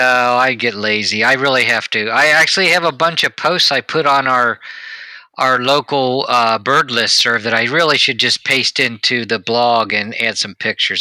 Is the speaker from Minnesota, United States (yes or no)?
no; Cincinnati, Ohio, United States; I grew up around Cincinnati